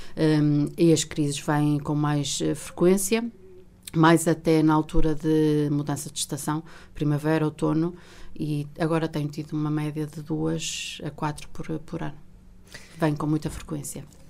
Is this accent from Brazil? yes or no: no; Vila Real, Norte, Portugal; also born or lived in Coimbra; eu saí de Vila Real a, ah, aos 18 ah, anos para, para ingressar no curso de Direito na Faculdade de Direito da Universidade de Coimbra